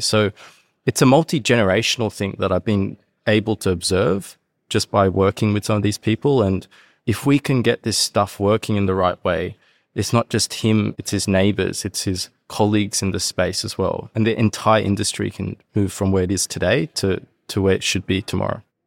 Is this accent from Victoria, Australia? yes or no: no; Sydney, New South Wales, Australia; moved away as an adult; also born or lived in Hong Kong / Canberra; now in Japan; I grew up in Sydney